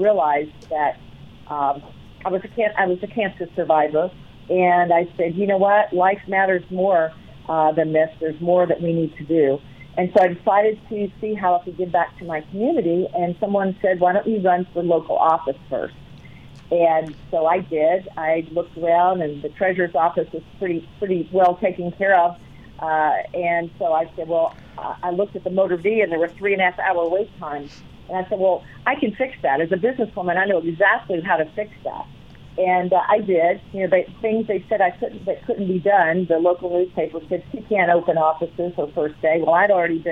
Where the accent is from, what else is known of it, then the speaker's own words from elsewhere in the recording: Virginia, United States; now in Colorado, United States; I grew up in Virginia